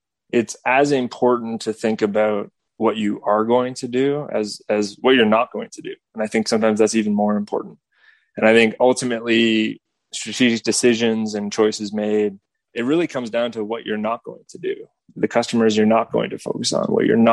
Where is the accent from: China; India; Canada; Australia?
Canada; just outside of Toronto, Ontario; moved away as an adult; also born or lived in San Francisco; I grew up just outside of Toronto in Canada